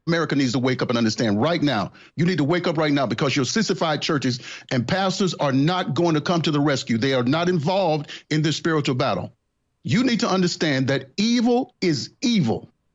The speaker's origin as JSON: {"language": "English", "region": "Mississippi", "country": "United States", "tie": "born or raised there", "said": "I grew up in Mississippi"}